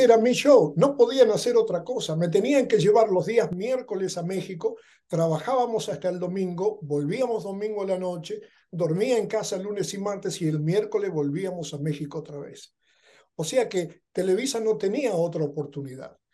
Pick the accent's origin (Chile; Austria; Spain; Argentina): Argentina; moved away as an adult; now in Los Angeles, United States; Yo soy original de Argentina